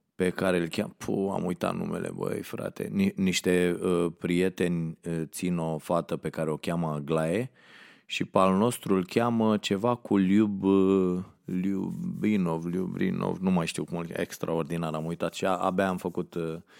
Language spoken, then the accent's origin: Romanian; Ploiești, Prahova, Romania; m-am născut la Ploiești